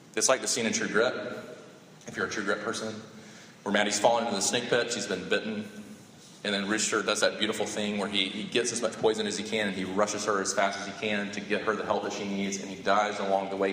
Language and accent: English; Sumter, South Carolina, United States; I grew up in Sumter